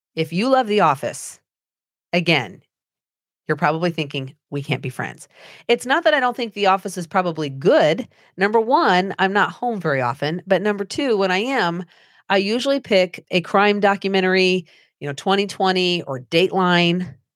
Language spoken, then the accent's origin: English; Anderson, Indiana, United States; I grew up in Anderson, Indiana.